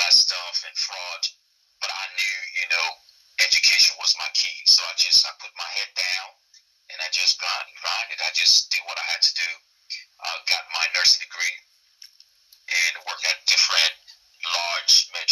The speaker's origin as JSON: {"language": "English", "country": "Nigeria", "tie": "born or raised there", "moved": "as an adult", "lives_now": "United States", "said": "I was essentially born and raised in Nigeria. I left there when I was about 20, I'll say."}